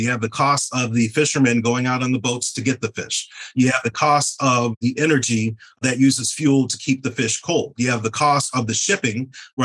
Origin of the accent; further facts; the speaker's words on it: Ann Arbor, Michigan, United States; moved away; I'm from Ann Arbor, Michigan. My family's there. My best friends are there.